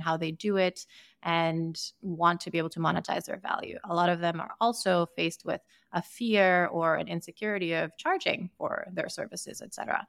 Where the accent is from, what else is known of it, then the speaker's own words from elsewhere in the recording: Sierra Leone; also born or lived in Boston / San Francisco / New York City; now in Austin, United States; I grew up in Sierra Leone, I would spend summers in Ukraine